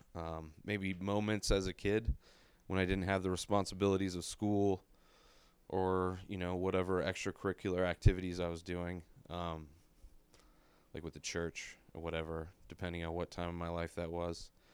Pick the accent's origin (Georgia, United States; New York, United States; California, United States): California, United States; San Diego; moved away as an adult; also born or lived in La Quinta; now in Denver, United States; I'm from San Diego